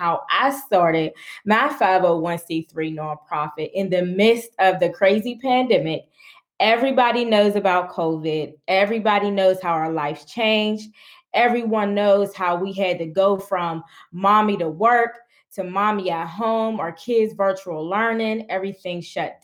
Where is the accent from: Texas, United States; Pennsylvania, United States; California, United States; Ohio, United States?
Pennsylvania, United States; Pittsburgh; I'm from Pittsburgh, Pennsylvania. And I was born in one of the poorest communities in Pittsburgh, Pennsylvania, called Homewood Brushton. Being brought up in poverty